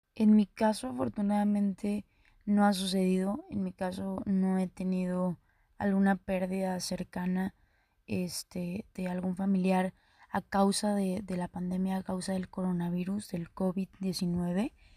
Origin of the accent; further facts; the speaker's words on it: Cadereyta Jiménez, Nuevo León, Mexico; Soy de Caderita, Nuevo León. Para los que no ubiquen, mi ranchito está a un lado, a un ladito, pegadito ahí, de Monterrey.